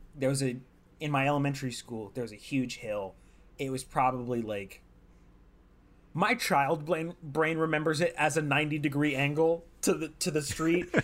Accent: California, United States; I'm from California

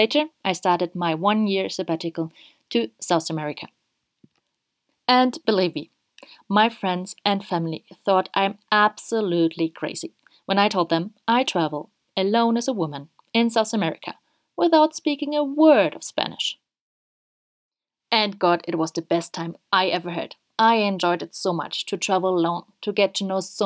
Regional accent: Germany; now in Ecuador; I'm originally from Germany and live at this very moment in Ecuador.

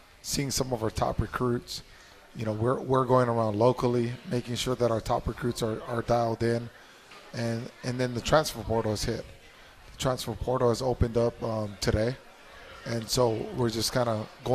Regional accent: Mililani, Hawaii, United States; growing up in Mililani

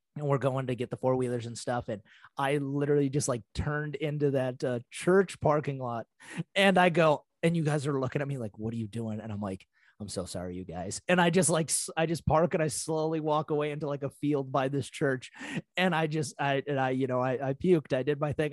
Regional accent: Montana, United States; growing up in Montana

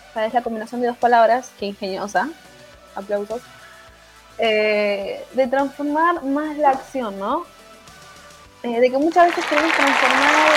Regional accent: Argentina

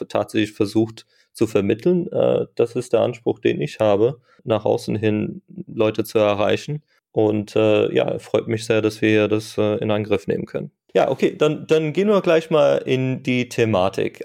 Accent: Frankfurt, Hesse, Germany; ich komme aus Frankfurt und bin Softwareentwickler

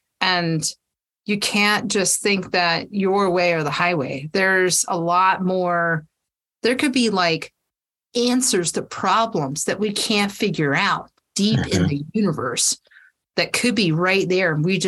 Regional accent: Georgia, United States; also born or lived in South Carolina; I mean, I grew up in Georgia, South Carolina. I've been Virginia, all over the place.

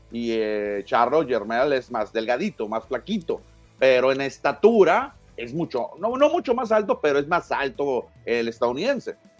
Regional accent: Hermosillo, Sonora, Mexico; somos de Hermosillo

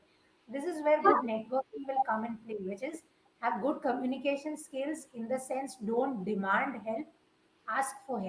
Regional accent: India; we do humor as Indians

